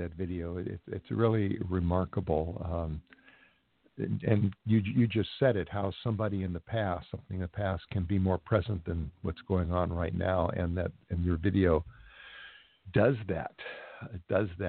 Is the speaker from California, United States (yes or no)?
yes; Los Angeles, California, United States; since this is my hometown